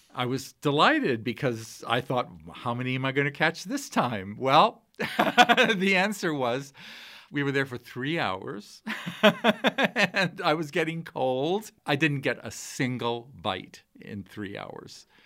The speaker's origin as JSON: {"language": "English", "region": "Shanghai", "country": "China", "tie": "born or raised there", "also_born_or_lived": "Tokyo / San Francisco / Detroit / Naples", "moved": "yes", "lives_now": "Montana, United States", "said": "I grew up in Shanghai"}